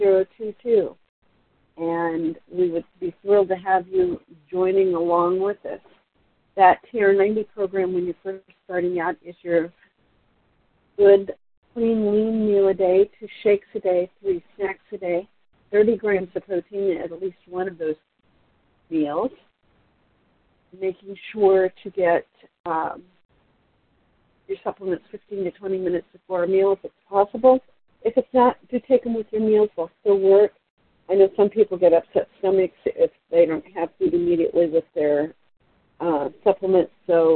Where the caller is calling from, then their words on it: Portland, Oregon, United States; I'm calling from Portland, Oregon. … out of Portland, Oregon